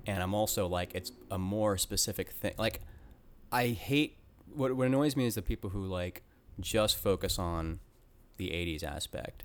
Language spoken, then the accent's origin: English; Cobb County, Atlanta, Georgia, United States; now in Brooklyn, United States; I grew up in, um, Cobb County, like East Cobb County